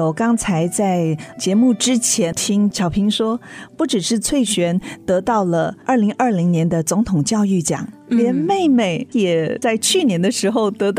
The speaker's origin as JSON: {"language": "Chinese", "region": "Yilan County", "country": "Taiwan", "said": "因为我也是宜兰人"}